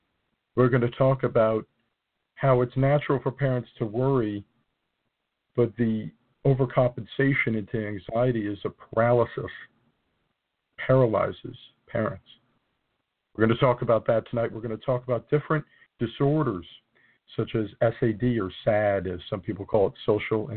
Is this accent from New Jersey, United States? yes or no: yes; New Jersey, United States; mostly in the northern part of my home state